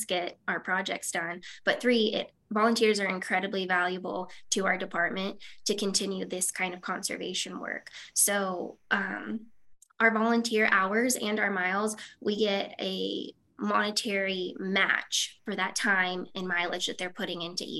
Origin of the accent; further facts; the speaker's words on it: Southern Nevada, United States; I grew up in Southern Nevada